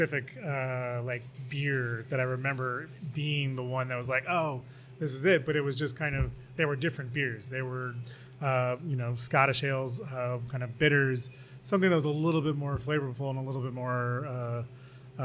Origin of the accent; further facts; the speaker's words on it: Rochester, New York, United States; moved away; I'm from originally from Rochester, New York